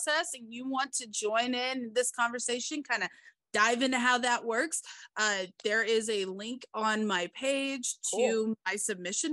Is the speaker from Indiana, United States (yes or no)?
no; Kansas, United States; accent: southern; also born or lived in Kentucky / Texas; growing up in Kansas, there's still that little bit of country twang to everything here. But when I first moved here, I was in kindergarten